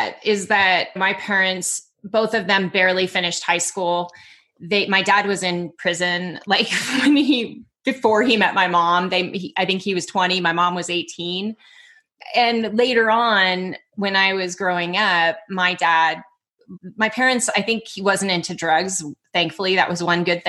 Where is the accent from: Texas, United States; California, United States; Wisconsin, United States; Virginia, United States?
California, United States; Dublin; also born or lived in Oakland, California; I was born in Oakland, but we were in Dublin.